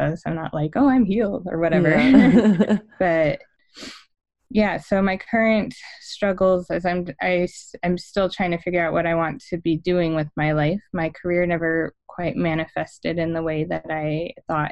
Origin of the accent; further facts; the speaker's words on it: California, United States; now in Arizona, United States; I grew up in California, and I'm currently living in the deserts of Arizona